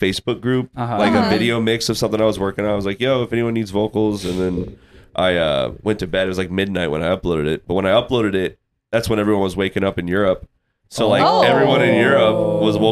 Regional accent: Bettendorf, Iowa, United States; I am from Iowa. I grew up in a town called Bettendorf.

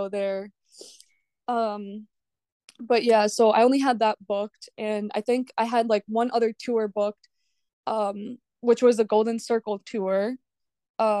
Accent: Belarus; now in Minnesota, United States; I'm actually from Eastern Europe. I'm from Belarus.

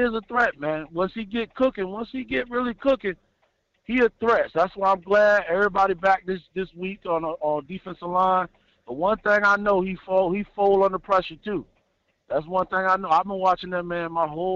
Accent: Virginia, United States; I'm from Virginia

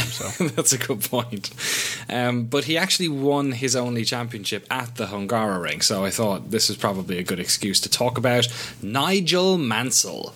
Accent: Ireland; I'm from Ireland

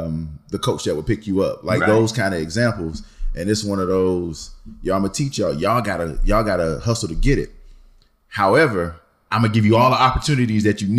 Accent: United States; What opened my eyes to me as an American

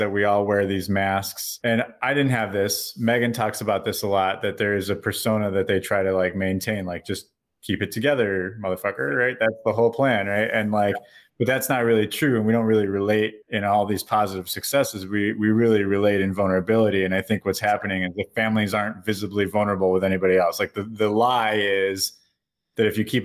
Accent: Chicago, Illinois, United States; moved away as an adult; now in New Zealand

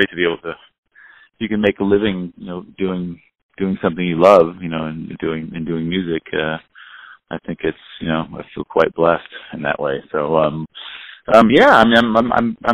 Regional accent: near Monterey, California, United States; I grew up just down the road

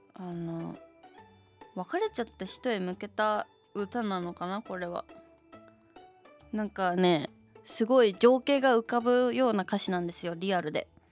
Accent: Shizuoka, Japan; 地元静岡

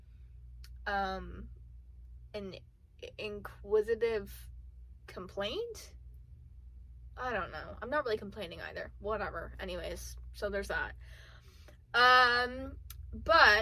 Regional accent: South Florida, United States; now in Central Florida, United States; I'm originally from South Florida. The beach was 10 minutes away.

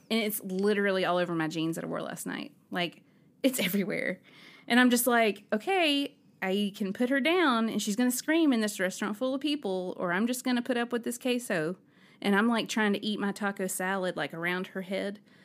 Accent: Alabama, United States; I'm from Alabama

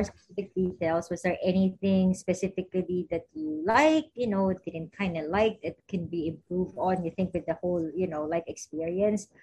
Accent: Philippines; moved away as an adult; now in United States; we are Filipino PTs.

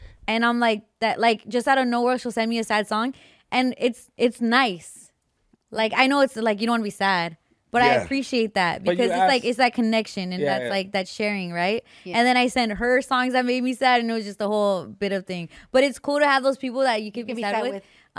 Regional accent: Yucatán, Mexico

